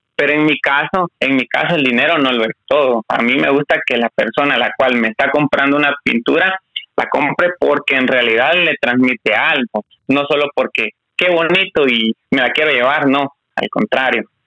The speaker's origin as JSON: {"language": "Spanish", "country": "Guatemala", "said": "como guatemalteco"}